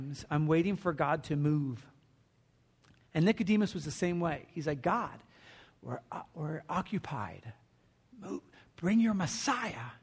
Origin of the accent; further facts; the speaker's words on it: New Jersey, United States; I was born in New Jersey